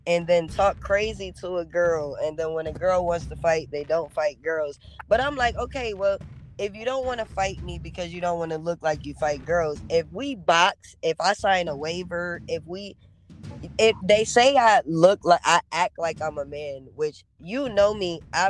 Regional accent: Rochester, New York, United States; I'm from Rochester.

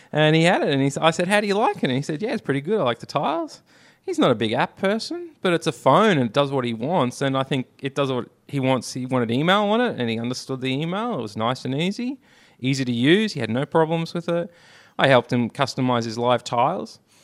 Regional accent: Australia; I'm Australian.

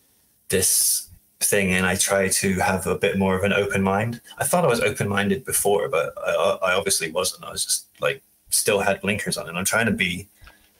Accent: Germany; moved away; I grew up in Germany

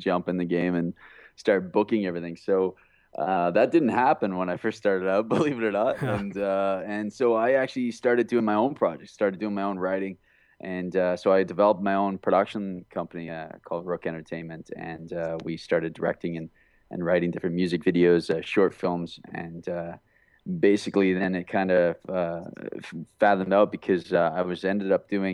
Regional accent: Alberta, Canada; now in Vancouver, Canada; I'm from Alberta, which is like a small town on the prairies in Canada here. And there's no acting industry whatsoever where I was raised with.

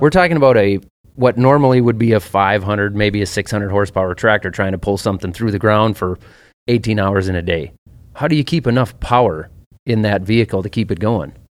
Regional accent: Minnesota, United States; I'm from Minnesota

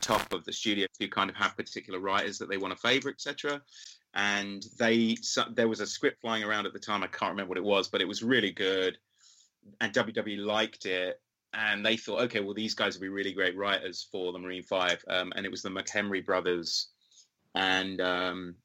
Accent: London, United Kingdom; Because of my hometown, I've got the crew

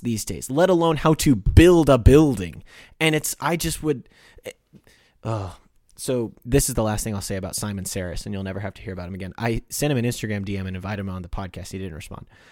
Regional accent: Midwest, United States; I was born in America and not in Europe

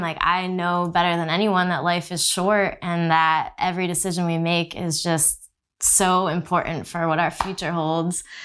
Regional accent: New Jersey, United States; moved away as an adult; also born or lived in Texas; we grew up in New Jersey

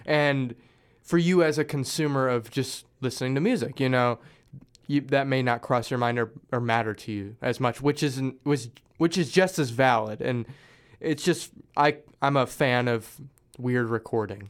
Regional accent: Springfield, Missouri, United States; moved away; I'm originally from Springfield, Missouri

